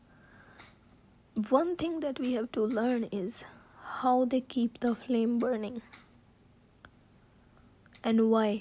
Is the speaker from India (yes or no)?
yes; India; I'm from India